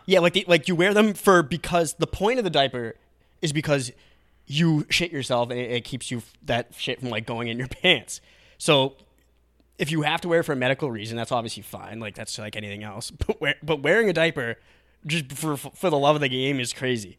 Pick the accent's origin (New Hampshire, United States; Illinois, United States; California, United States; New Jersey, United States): New Hampshire, United States; Atkinson; Atkinson, my hometown, like, in New Hampshire